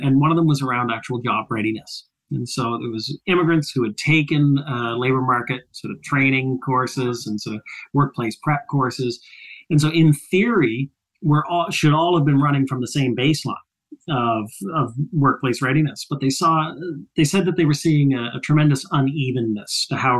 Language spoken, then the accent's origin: English; Nova Scotia, Canada; moved away as an adult; also born or lived in Ottawa; I grew up in Nova Scotia